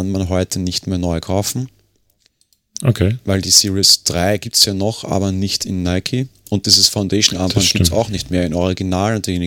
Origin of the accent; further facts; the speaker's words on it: Austria; Sie kann für mich hier als Österreicher nicht viel mehr